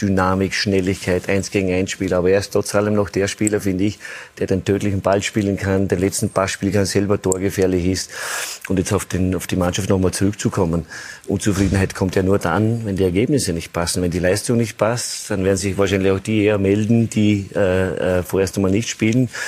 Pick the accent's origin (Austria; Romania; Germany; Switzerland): Austria; möchte als Österreicher